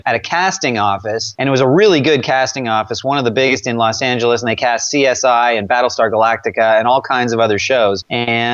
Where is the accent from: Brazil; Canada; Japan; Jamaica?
Canada; Toronto, Ontario; moved away as an adult; now in United States; I was born in Toronto and grew up most of my life there, you know, till my early 20s